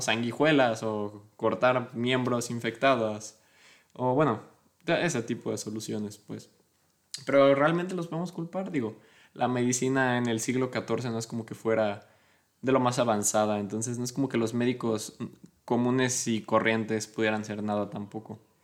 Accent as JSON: {"language": "Spanish", "country": "Mexico", "said": "soy mexicano"}